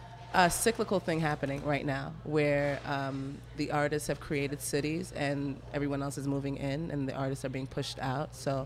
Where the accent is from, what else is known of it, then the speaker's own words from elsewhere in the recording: New York City, New York, United States; moved away as an adult; now in New Orleans, United States; I'm from Brooklyn, New